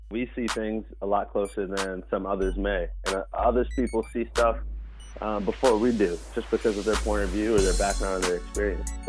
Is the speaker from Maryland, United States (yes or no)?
yes; Baltimore, Maryland, United States; Um, I'm from uh, Baltimore, Maryland.